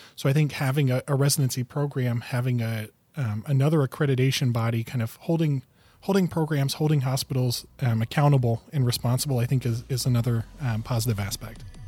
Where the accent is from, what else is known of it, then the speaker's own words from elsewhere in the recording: northern Indiana, United States; now in Grand Rapids, Michigan, United States; I grew up in the Midwest, uh, grew up in northern Indiana